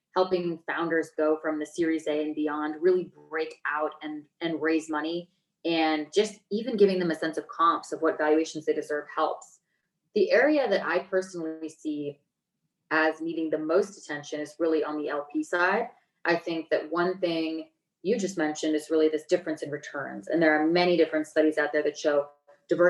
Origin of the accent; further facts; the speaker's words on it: United States; I grew up in Lake Tahoe, so it's literally beach and mountain in the same place